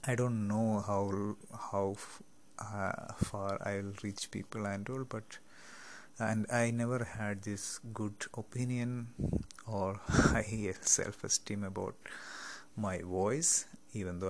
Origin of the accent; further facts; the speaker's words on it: Kerala, India; first language Malayalam; English is a second language; moved away as an adult; now in West Africa; I am from Kerala, India.